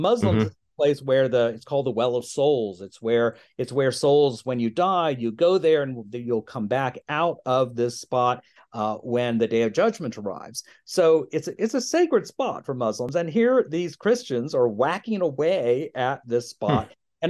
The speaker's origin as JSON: {"language": "English", "region": "Virginia", "country": "United States", "tie": "born or raised there", "said": "I grew up in Virginia, and you know, our idea of going on a pilgrimage was going to a Civil War battle site."}